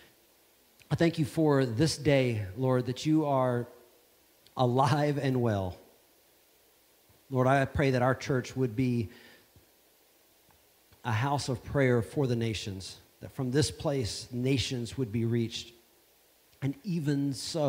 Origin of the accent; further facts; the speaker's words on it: Savannah, Georgia, United States; I come from the United States of America. It's a little place called Savannah, Georgia.